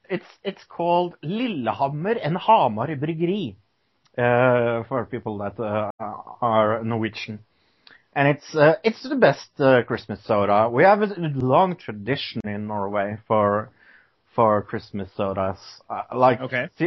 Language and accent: English; United Kingdom; I am British.